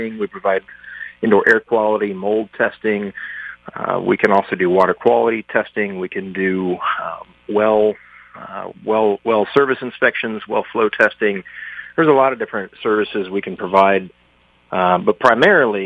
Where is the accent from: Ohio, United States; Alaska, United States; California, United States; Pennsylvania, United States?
Ohio, United States; Central; moved away as an adult; also born or lived in Colorado Springs, Colorado; now in Fleetwood, United States; I was born and raised in Central Ohio